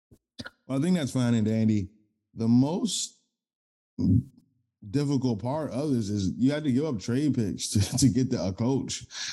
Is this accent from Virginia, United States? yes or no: no; Maryland, United States; I'm from the Maryland area, not necessarily Baltimore